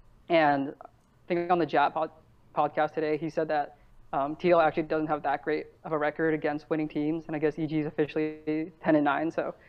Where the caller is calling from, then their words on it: California, United States; Bay Area, California.